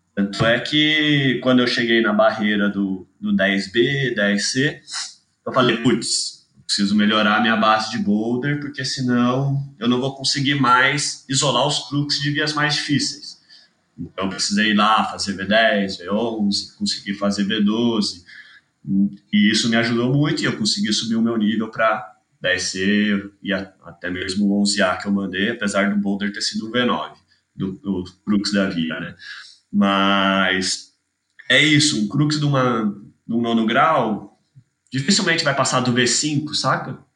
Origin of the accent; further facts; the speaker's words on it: Itajubá, Minas Gerais, Brazil; also born or lived in Manaus, Amazonas, Brazil; sou de Manaus, mudei pra Itajubá com 9 anos, 10 anos, não lembro exatamente. Porque minha família inteira, na real, é daqui do sul de Minas